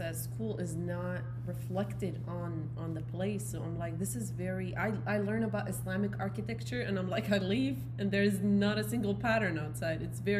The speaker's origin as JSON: {"language": "English", "town": "Baghdad", "region": "Baghdad Governorate", "country": "Iraq", "tie": "born or raised there", "moved": "yes", "lives_now": "United States", "said": "I grew up in El Yarmouk."}